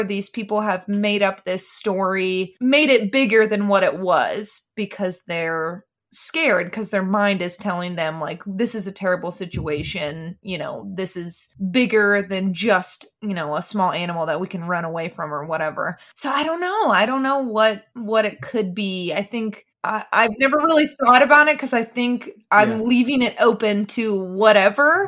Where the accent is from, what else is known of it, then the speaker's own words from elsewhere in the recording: West Virginia, United States; I'm from West Virginia